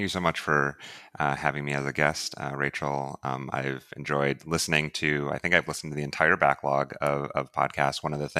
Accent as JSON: {"language": "English", "region": "Ohio", "country": "United States", "tie": "born or raised there", "said": "I grew up originally in Northeast Ohio and, mm-hmm. and came to Ohio University in Southeast Ohio and have made that my home."}